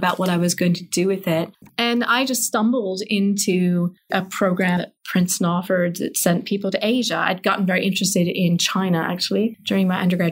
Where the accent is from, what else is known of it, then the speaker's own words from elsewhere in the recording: England, United Kingdom; moved away as an adult; now in United States; I grew up in England